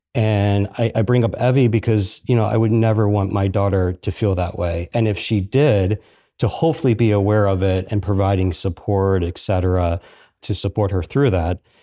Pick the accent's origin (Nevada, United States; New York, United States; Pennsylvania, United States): Pennsylvania, United States; Philadelphia; moved away as an adult; now in Columbus, United States; I'm from Philadelphia.